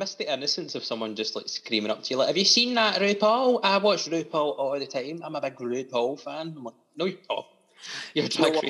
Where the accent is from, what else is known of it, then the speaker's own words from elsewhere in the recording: Kilmarnock, Scotland, United Kingdom; So I am a Kilmarnock boy, born and bred. I have been for all my life.